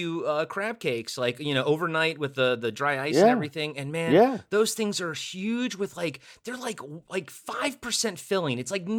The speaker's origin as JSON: {"language": "English", "town": "Olney", "region": "Maryland", "country": "United States", "tie": "born or raised there", "said": "I am from Maryland. I went to Towson University right outside of Baltimore. Grew up in Olney."}